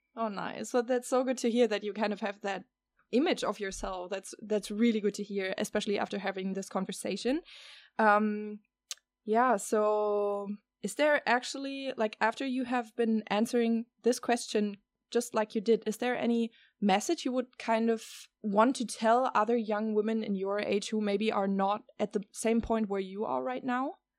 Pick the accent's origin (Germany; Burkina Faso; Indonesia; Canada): Germany; now in Netherlands; I live here in the Netherlands and I have been growing up in Germany